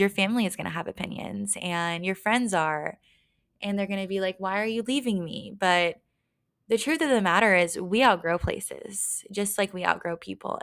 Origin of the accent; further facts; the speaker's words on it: Texas, United States; moved away as an adult; also born or lived in Dallas, Texas / Las Vegas, Nevada; now in Denver, United States; grew up in my hometown, smaller town in Texas